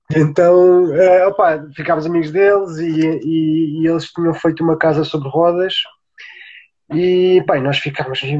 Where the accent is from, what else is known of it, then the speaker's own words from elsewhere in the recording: Beja, Alentejo, Portugal; moved away as an adult; also born or lived in Lisbon; eu nasci em Beja, sou lentejano, eh, toda a minha família é lentejana